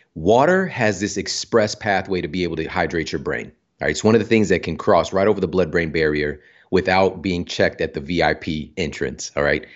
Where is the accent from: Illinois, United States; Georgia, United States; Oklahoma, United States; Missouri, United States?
Missouri, United States; Ferguson; I'm from Ferguson, Missouri. Yeah. Like, I grew up in some tough circumstances.